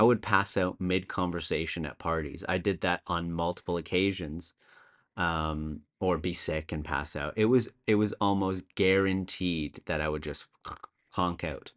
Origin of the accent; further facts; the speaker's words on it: Canada; moved away as an adult; now in Copenhagen, Denmark; I'm originally Canadian, although I've been living in Copenhagen, uh, the great city in Denmark, for over eight years now